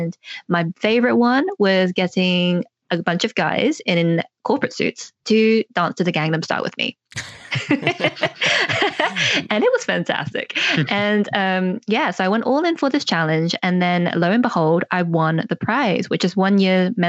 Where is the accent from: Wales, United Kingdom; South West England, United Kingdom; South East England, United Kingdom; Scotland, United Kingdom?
South West England, United Kingdom; North Devon; now in London, United Kingdom; I grew up in North Devon here in England, but now I live in London